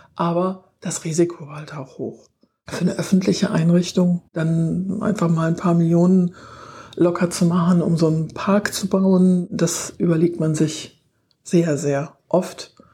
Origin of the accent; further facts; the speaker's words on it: Irrel, Rhineland-Palatinate, Germany; moved away as an adult; Ich stamme aus Irre, also hier aus der Südeifel, war zwar eine ganze Zeit fern von der Eifel, aber bin wieder